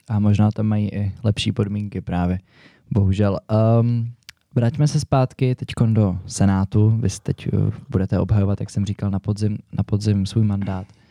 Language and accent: Czech; Prague, Czechia; Já jsem tady kluk z Prahy, bydlím celý život ve městě